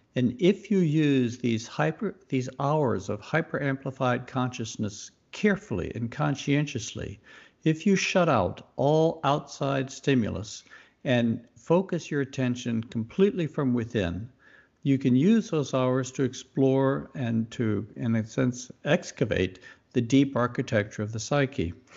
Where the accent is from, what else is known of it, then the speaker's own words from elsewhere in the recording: Mississippi, United States; moved away; also born or lived in Youngstown, Ohio; I was raised in the Deep South and grew up in Mississippi